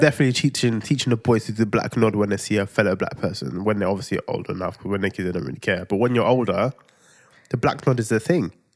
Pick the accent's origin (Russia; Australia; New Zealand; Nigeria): Nigeria; I'm Nigerian